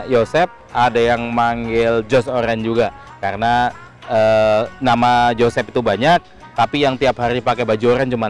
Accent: Lampung, Indonesia; moved away as an adult; now in Jakarta, Indonesia; singkat cerita saya lahir sampai SMA di Lampung hmm. gitu. E, eh, 96 saya hijrah ke Jakarta.

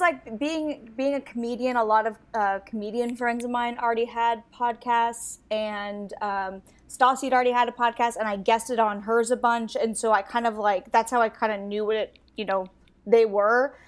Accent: Astoria, Oregon, United States; also born or lived in Warrenton, Oregon; I grew up in a super small town in Oregon

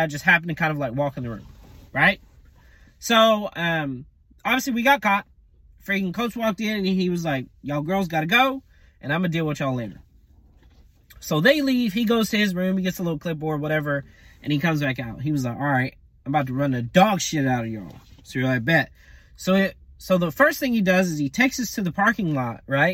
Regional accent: United States; moved away as an adult; also born or lived in Colombia / Nicaragua / Peru; I'm from the States, but I speak Spanish.

